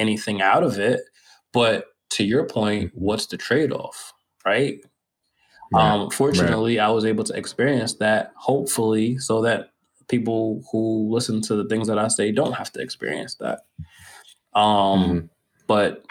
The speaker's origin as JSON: {"language": "English", "country": "United States", "said": "somebody who's American and entitled in my being American"}